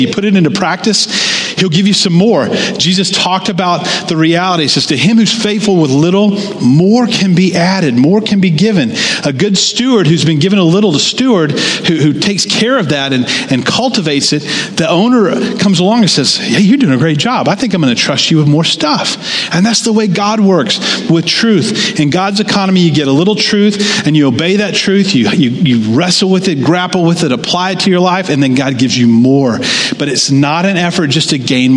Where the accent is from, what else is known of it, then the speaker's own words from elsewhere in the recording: United States; us as American Christians